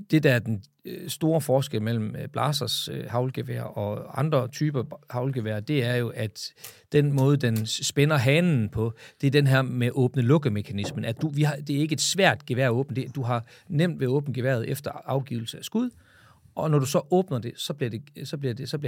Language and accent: Danish; Jutland, Denmark; jeg er jo fra Jylland, så vi skal lige have masseret prisen på plads.